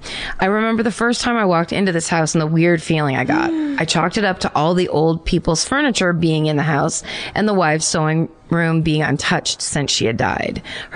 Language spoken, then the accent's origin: English; Hamilton, New Jersey, United States; So my ghost story haunting comes from my hometown of Hamilton, New Jersey.